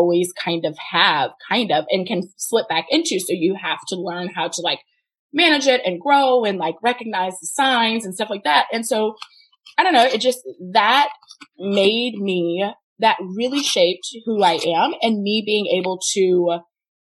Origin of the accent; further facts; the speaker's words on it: the Bible Belt, Southern United States, United States; I grew up in the Bible Belt